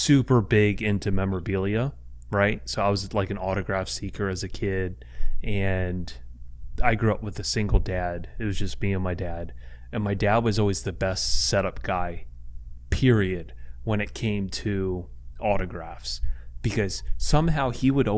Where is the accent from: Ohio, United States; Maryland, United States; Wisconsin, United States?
Maryland, United States; we're from Maryland